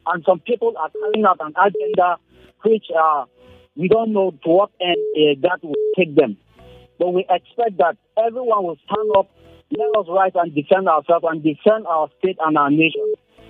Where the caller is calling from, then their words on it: Rayfield, Plateau, Nigeria; Okay, thank you. I'm … from Rayfield.